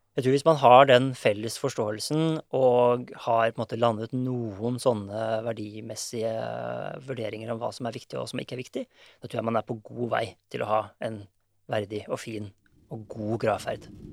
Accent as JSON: {"language": "Norwegian", "country": "Norway", "said": "vi er nordmenn"}